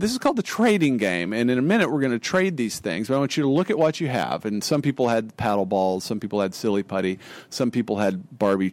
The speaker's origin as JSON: {"language": "English", "town": "Amarillo", "region": "Texas", "country": "United States", "tie": "born or raised there", "said": "I grew up in Amarillo, Texas, a town in the panhandle of Texas"}